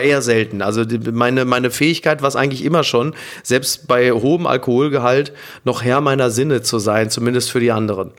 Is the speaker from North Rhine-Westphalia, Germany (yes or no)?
yes; Ruhr area, North Rhine-Westphalia, Germany; ich komme aus dem Ruhrgebiet